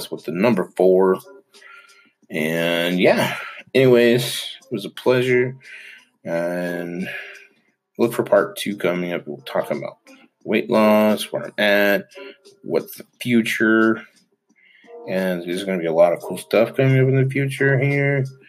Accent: Utah, United States; born there; So we know I was born in Utah, only child, but had an older brother and older sister, served a mission.

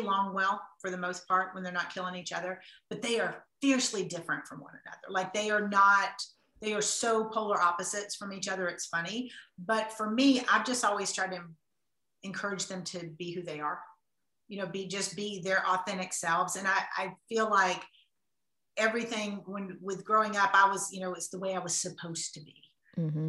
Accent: the South, United States; I'm from the South, I grew up in the South

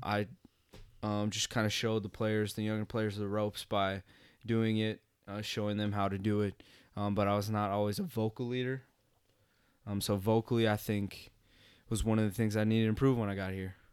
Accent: Bismarck, North Dakota, United States; moved away as an adult; also born or lived in Moorhead, Minnesota; I'm originally from Bismarck, North Dakota. Uh, born in North Dakota, raised in Bismarck. Um, grew up in Bismarck my entire life.

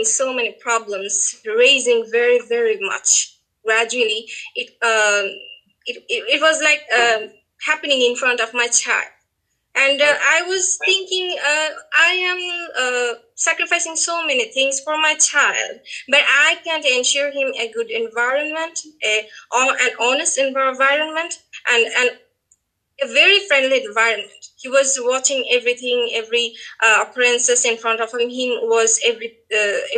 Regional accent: Bangladesh; from Bangladesh.

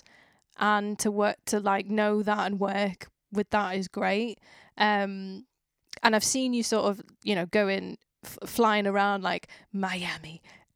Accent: Widnes, North West England, United Kingdom; I was like, Widnes

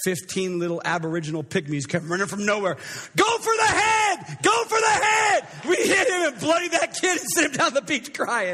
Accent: Coeur d'Alene, Idaho, United States; I grew up in Coeur d'Alene, Idaho, and...

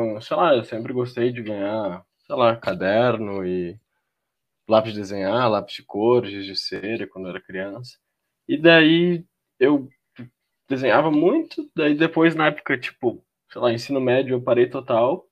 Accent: Porto Alegre, Rio Grande do Sul, Brazil; eu sou de Porto Alegre, né, do Rio Grande do Sul

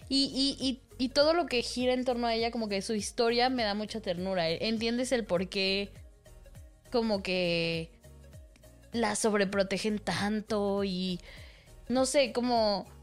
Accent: Mexico; a todos como mexicanos

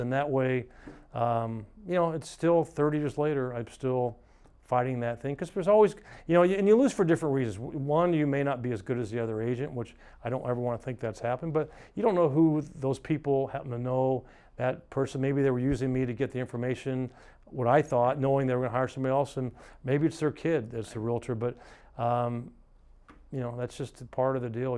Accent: Atlanta, Georgia, United States; moved away; I grew up in Atlanta

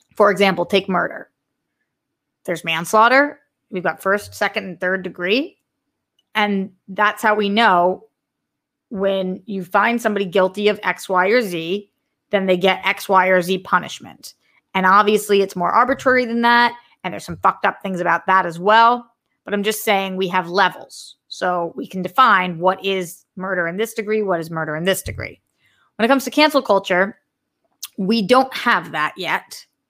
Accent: Massachusetts, United States; massholes forever

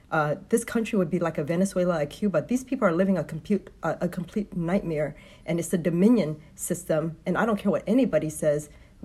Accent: Vietnam; now in United States; I came from a communist country. I'm from Vietnam. So my family fled in 1975.

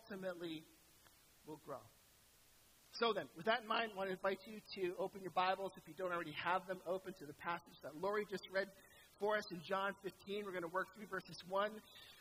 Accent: St. Catharines, Ontario, Canada; I was from St. Catharines, home of Walter Ostenick

